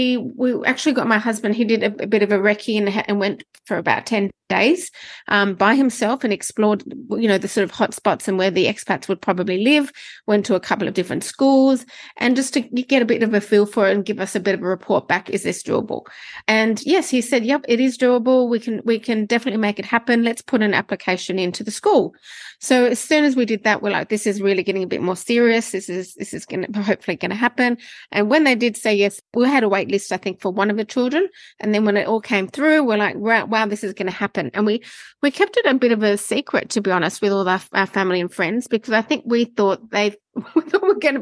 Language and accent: English; Sydney, New South Wales, Australia; moved away as an adult; now in Bali, Indonesia; So I'm originally from Sydney